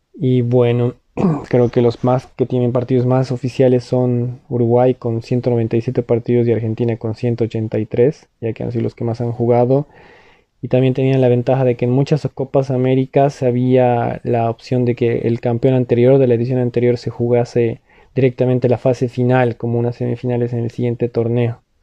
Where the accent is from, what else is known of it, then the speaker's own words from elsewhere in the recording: Bolivia; como boliviano